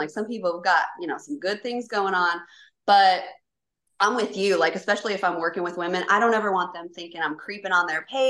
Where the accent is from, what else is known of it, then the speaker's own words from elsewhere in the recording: Kentucky, United States; I grew up in Kentucky for like most of my childhood. And so like I've been around, I've lived in like 13 states.